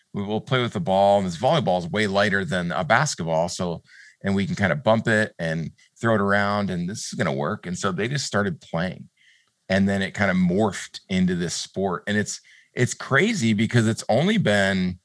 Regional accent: Prairie du Chien, Wisconsin, United States; moved away as an adult; also born or lived in Winona, Minnesota / Minneapolis, Minnesota / Phoenix, Arizona; Prairie du Chien, Wisconsin, which is my hometown

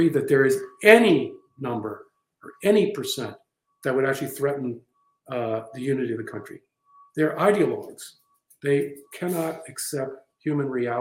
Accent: Baltimore, Maryland, United States; I grew up in Baltimore, Maryland

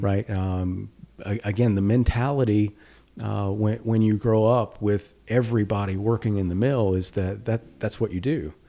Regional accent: Danville, Virginia, United States; now in North Carolina, United States; We grew up in Danville.

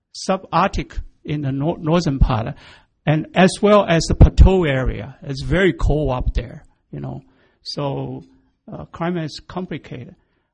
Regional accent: Taiwan; moved away as an adult; also born or lived in Guiyang, Guizhou, China / Manitoba, Canada / Changsha, Hunan (parents); now in Canada; So we moved to Taiwan. Then 1969, I've been grow up and educated in Taiwan until 1969, moved to Manitoba

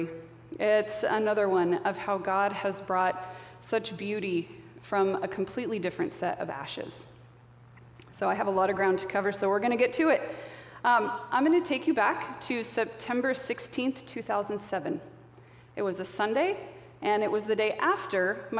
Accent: Paradise, California, United States; moved away as an adult; now in Poulsbo, United States; I am originally from Northern California, and I grew up in a small town called Paradise

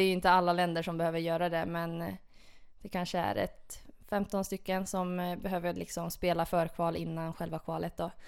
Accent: Porvoo, Uusimaa, Finland; det är min hemstad. Det ligger ungefär en timme utanför Helsingfors i Borgå. Okay. Ja. ja. Och det var ju där jag växte upp

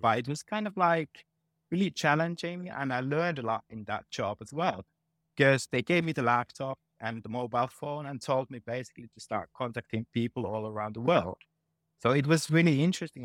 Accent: Finland; moved away as an adult; also born or lived in England / Denmark / Ireland / Netherlands; now in Helsinki, Finland; this is my home country

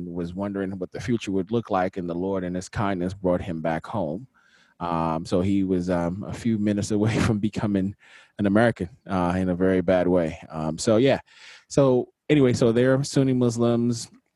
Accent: Nigeria; moved away; also born or lived in Washington, D.C., United States; I was born in Washington, D.C., raised in Nigeria for about 10 years

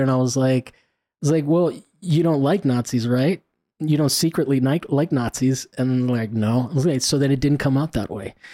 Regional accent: Italy; moved away; I grew up in Italy

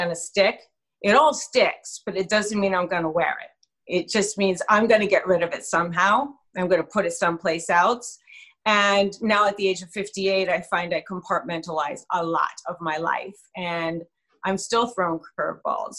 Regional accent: New York City, New York, United States; now in New Jersey, United States; Brooklyn. I don't know if anyone's heard of that little borough called Brooklyn. But Bensonhurst was where my playground was as a child.

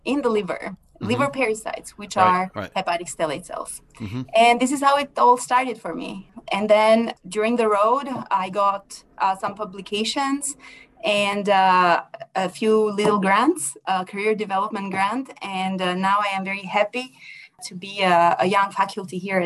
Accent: Albania; moved away as an adult; also born or lived in France; I'm originally from Albania, which is in Europe. I went to France to do all my university studies.

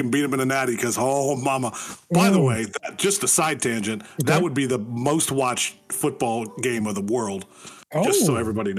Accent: Northeast Ohio, United States; I was born and raised in Ohio, so Northeast Ohio specifically. So I'm used to, you know, getting a foot of snow randomly.

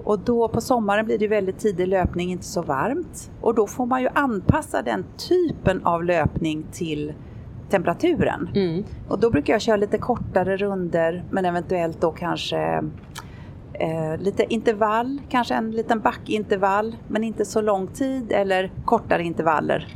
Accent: Sweden; moved away; hemma i Sverige

